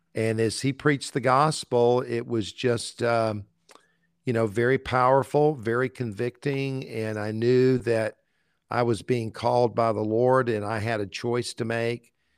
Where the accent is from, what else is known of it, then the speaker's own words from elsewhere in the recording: Columbia, South Carolina, United States; also born or lived in Valdosta, Georgia; our family picked up and moved to Columbia, South Carolina, where I grew up. So actually, I went to, I grew up in Columbia all of my life.